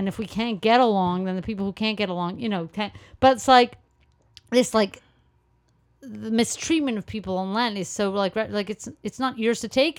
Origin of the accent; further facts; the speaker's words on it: Canada; I was like, well, I'm Canadian.